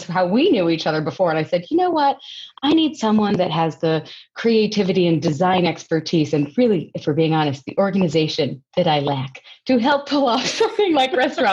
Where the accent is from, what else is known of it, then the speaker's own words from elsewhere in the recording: Longmont, Colorado, United States; I was actually born and raised in Longmont